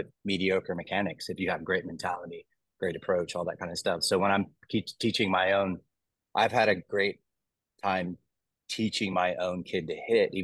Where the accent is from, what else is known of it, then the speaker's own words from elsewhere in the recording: Texas, United States; I'm from Texas